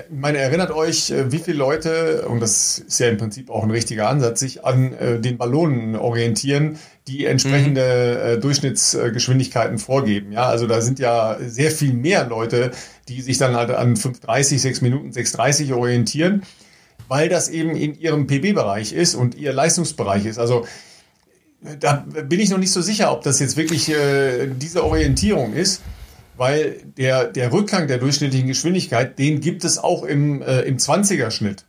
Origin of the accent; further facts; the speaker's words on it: Dorsten, North Rhine-Westphalia, Germany; aus Dorsten, ne? also aus meiner Heimat